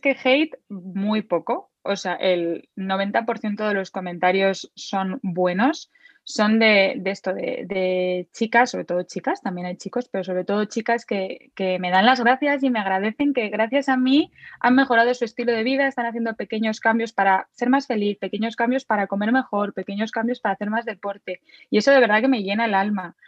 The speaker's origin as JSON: {"language": "Spanish", "town": "Madrid", "region": "Community of Madrid", "country": "Spain", "said": "Soy de Madrid"}